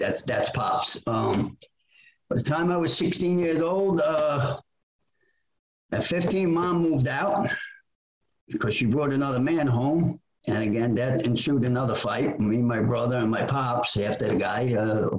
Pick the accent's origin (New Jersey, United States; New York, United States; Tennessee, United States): New York, United States; New York City; born and raised in Brooklyn, New York